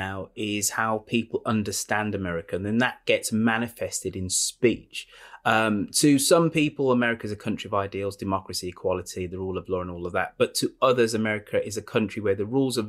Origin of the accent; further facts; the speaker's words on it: United Kingdom; I'm British